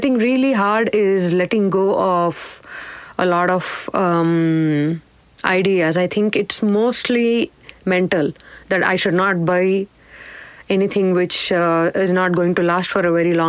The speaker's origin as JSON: {"language": "English", "region": "South India", "country": "India", "tie": "born or raised there", "said": "I think growing up in South India, we, at least back in the day, most of our clothes were stitched, tailored, and we probably got 4 sets of clothes a year, one for birthday and the rest for festival."}